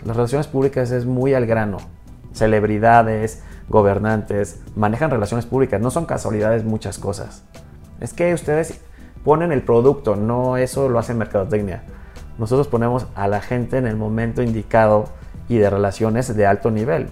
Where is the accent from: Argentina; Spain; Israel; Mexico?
Mexico; Hidalgo; soy mexicano, soy hidalguense